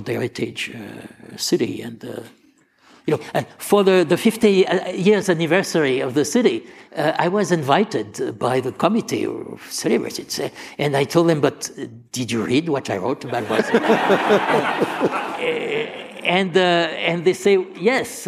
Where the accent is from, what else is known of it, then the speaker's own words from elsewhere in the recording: Marseille, Provence-Alpes-Côte d'Azur, France; moved away; I'm from Marseille